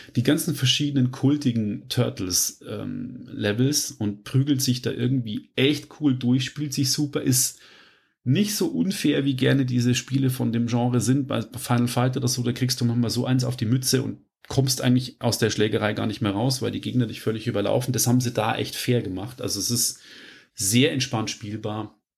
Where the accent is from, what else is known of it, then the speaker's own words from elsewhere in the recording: Germany; bei uns in Deutschland